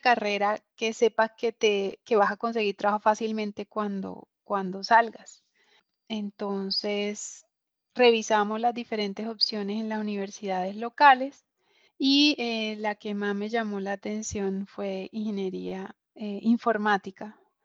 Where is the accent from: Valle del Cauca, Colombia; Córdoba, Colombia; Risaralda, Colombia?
Córdoba, Colombia; Montería; moved away as an adult; mi ciudad natal, que es Montería